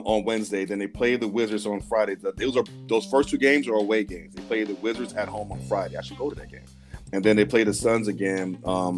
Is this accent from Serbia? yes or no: no; Sierra Leone; I'm from Sierra Leone